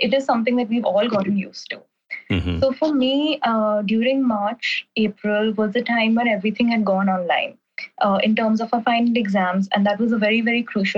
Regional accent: New Delhi, Delhi, India; moved away as an adult; also born or lived in Vancouver, Canada; I'm from New Delhi and I'm currently studying abroad in Vancouver, Canada

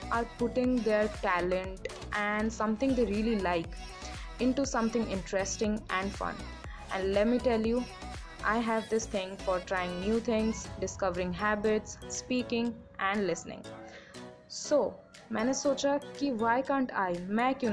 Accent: Odisha, India; I'm a student who is pursuing biotechnology in BSc. Anyways, I am from Odisha, famous for the Jagannath temple

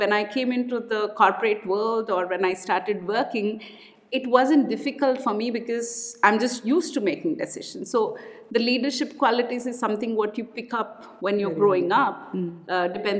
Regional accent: Kakinada, Andhra Pradesh, India; now in Bangalore, India; I'm from Andhra, a place called Kakinada.

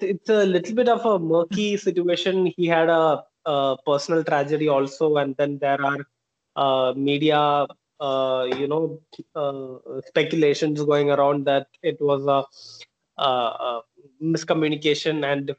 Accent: Chennai, Tamil Nadu, India; I'm from Chennai

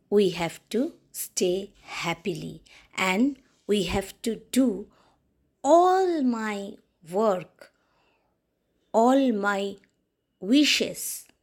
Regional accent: Kolkata, West Bengal, India; English is a second language; I am from West Bengal, Kolkata, India. We Bengali are very sweet people

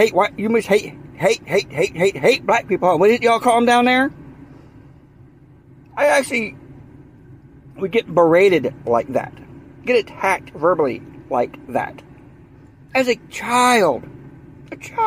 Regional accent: the South, United States; accent: Southern; moved away as an adult; also born or lived in Washington, D.C. / Virginia / Maryland; my accent comes out. I'm from the South.

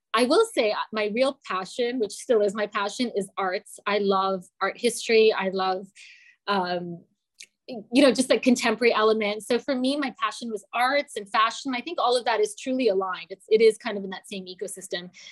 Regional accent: London, Ontario, Canada; i grew up in london ontario

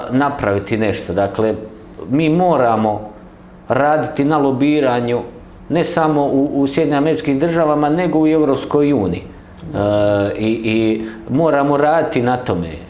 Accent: Bosnia & Herzegovina; ovo što mi trenutno doživljavamo kao Hrvati u Bosni i Hercegovini.

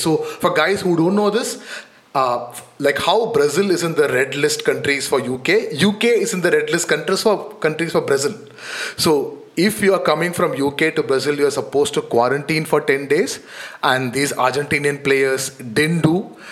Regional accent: India

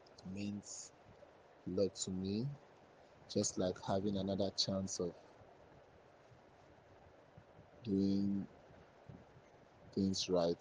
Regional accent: Imo, Nigeria; I'm from Imo State, and also from a family of two.

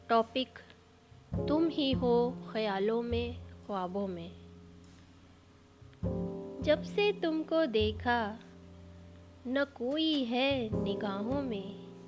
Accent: Lucknow, Uttar Pradesh, India; मैं लखनऊ से ताल्लुक़ रखती हूँ

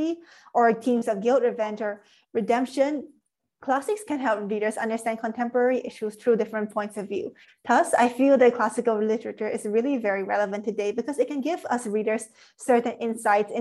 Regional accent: Singapore; I'm from Singapore

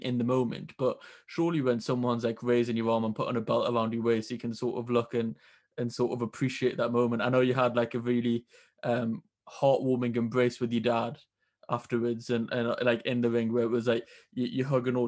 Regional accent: Newcastle upon Tyne, North East England, United Kingdom; I'm from Newcastle

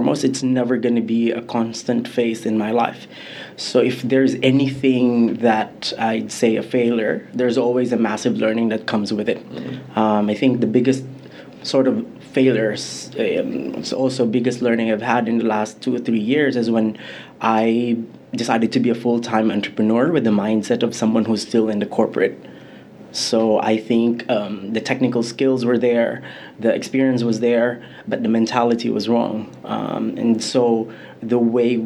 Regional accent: Philippines; moved away as an adult; now in Vietnam; I'm originally from the Philippines, but I've been in Vietnam for the last 8 years.

